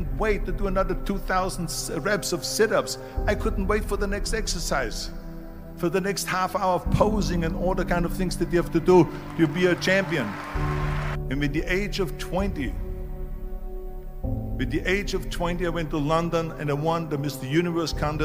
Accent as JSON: {"language": "English", "country": "Austria", "tie": "born or raised there", "moved": "yes"}